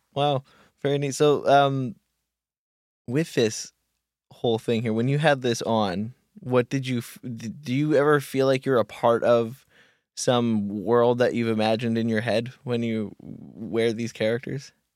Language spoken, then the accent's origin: English; Kamloops, British Columbia, Canada; moved away; back in my hometown at this place called the Kamloops Sexual Assault Counseling Center